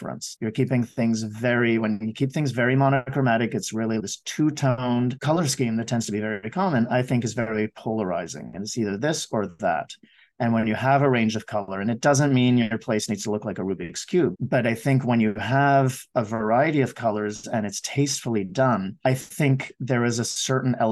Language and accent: English; Montreal, Quebec, Canada; now in Vancouver, Canada; I grew up in Montreal